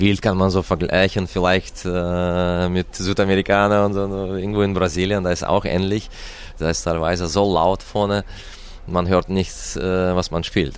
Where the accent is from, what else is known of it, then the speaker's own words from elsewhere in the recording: Russia; German is a second language; moved away; Russland ist meine Heimat.